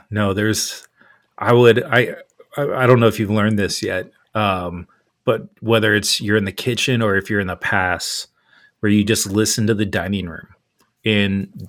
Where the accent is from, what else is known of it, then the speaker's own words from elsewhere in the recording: California, United States; moved away; back when we all kind of lived in the same area when I grew up in California.